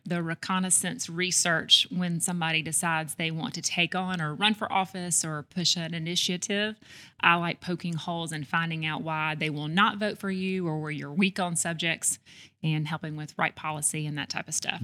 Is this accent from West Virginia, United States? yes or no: no; Homewood, Alabama, United States; also born or lived in Birmingham, Alabama; I grew up in Homewood, Alabama